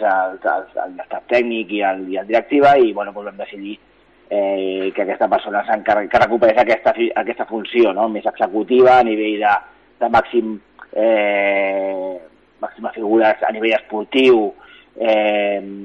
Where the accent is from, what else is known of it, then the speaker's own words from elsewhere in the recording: Castelldefels, Catalonia, Spain; jo sóc de Castelldefels